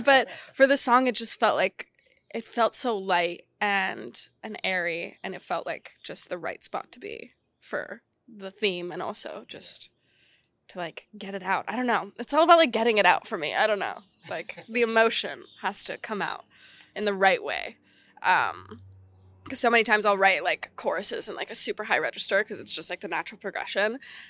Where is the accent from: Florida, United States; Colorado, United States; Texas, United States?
Texas, United States; I'm from Texas and I do this stuff